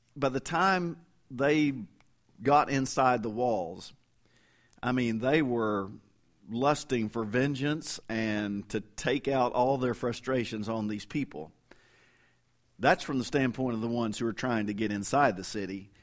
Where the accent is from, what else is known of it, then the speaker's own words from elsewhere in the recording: Kentucky, United States; moved away as an adult; also born or lived in Fort Worth, Texas; now in Oklahoma, United States; I say, "Kentucky." And, and now I've lived longer outside of Kentucky than I did, I mean, I left there when I was twenty-two, for good